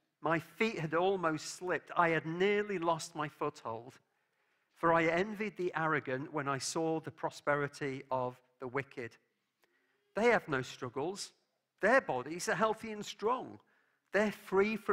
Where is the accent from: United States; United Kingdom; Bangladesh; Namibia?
United Kingdom; England; As an Englishman